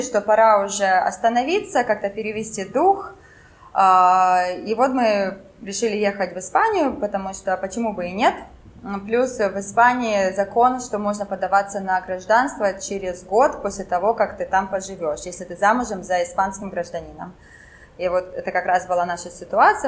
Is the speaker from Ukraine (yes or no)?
yes; Kharkiv, Kharkiv Oblast, Ukraine; first language French; Russian is a second language; moved away as an adult; also born or lived in Finland; я с Харькова, родилась в Харькове и в университет ходила, ну вот, 20, ну, 30 минут от дома